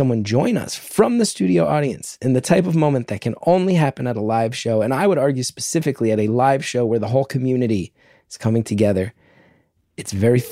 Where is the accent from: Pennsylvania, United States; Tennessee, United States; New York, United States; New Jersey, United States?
New Jersey, United States; born or raised there